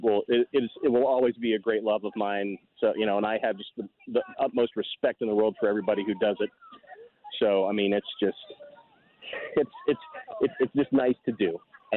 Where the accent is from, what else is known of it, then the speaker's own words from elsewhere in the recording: Piedmont, Ohio, United States; also born or lived in Dover, Ohio; I'm a native of Ohio. I was born in Dover, Ohio, in Tuscarawas County. I grew up in a very small town called Piedmont, Ohio, in Harrison County. Grew up on Piedmont Lake. Went to Union Local High School.